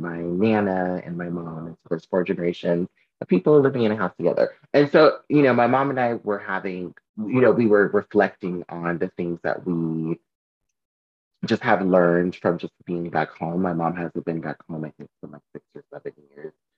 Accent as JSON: {"language": "English", "region": "Southern California", "country": "United States", "moved": "yes", "said": "I'm from Southern California"}